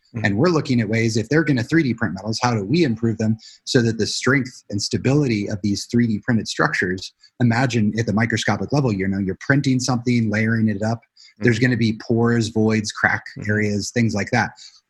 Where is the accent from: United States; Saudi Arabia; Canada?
United States; Illinois; also born or lived in Tucson, Arizona; I was their child from, you know, from Arizona, and I was born in Tucson. So when we moved back to Illinois, which is where my mom is from